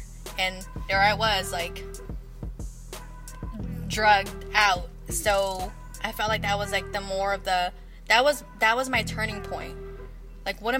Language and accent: English; San Francisco, California, United States; also born or lived in Daly City / Hayward; now in Antioch, United States; I was born and raised in San Francisco. Moved around the Bay Area a lot.